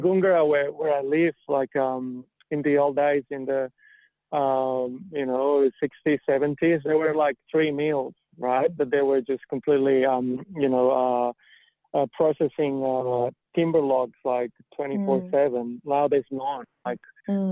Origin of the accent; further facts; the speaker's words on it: near Barcelona, Catalonia, Spain; moved away as an adult; now in Australia; I grew up in Spain, right? Like I've I've uh, I've been in Australia for about eight years, and I grew up in um, in Catalonia mm-hmm. and near Barcelona